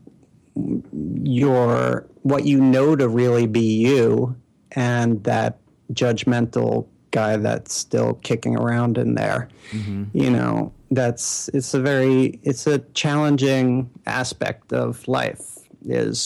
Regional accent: New York City, New York, United States; moved away; also born or lived in Bay Area / Sweden / Manhattan; I'm born and raised in Brooklyn, and I'm back

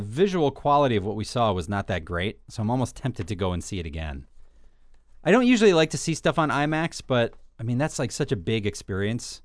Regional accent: New York, United States; growing up in New York

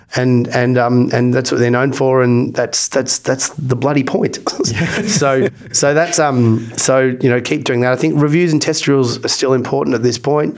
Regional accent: Australia; I'm Australian

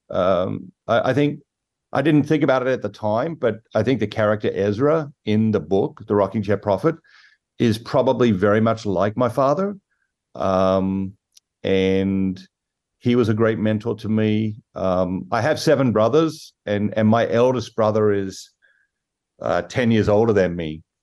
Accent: Sydney, New South Wales, Australia; moved away as an adult; now in United States; I grew up in Sydney, as, as you mentioned, Sydney, Australia

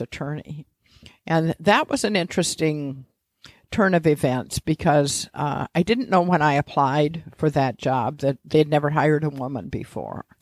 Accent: Mishawaka, Indiana, United States; also born or lived in Washington, D.C. / Bloomington, Indiana; I grew up in Mishawaka, next to South Bend.

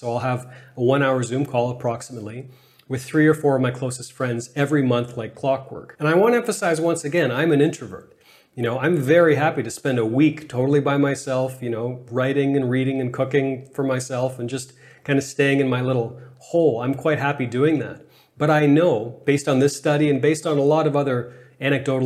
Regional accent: Canada; I'm Canadian

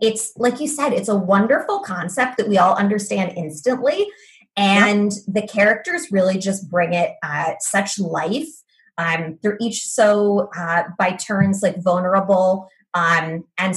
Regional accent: United States; I am an American

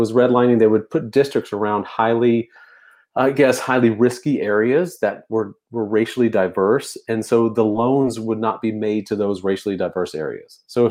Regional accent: Louisiana, United States; also born or lived in Texas / Colorado; I was born in Texas. My dad was military, grew up in Louisiana, right? Spent most of my formative years in the deep, deep South

